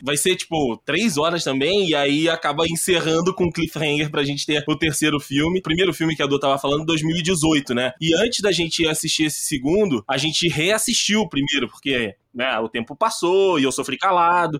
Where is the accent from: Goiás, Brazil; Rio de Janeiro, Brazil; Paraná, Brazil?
Rio de Janeiro, Brazil; interior of; moved away as an adult; now in São Paulo, Brazil; vim do interior do Rio de Janeiro e acabei vindo para Nova York brasileira, Nova York Tupiniquim, que é São Paulo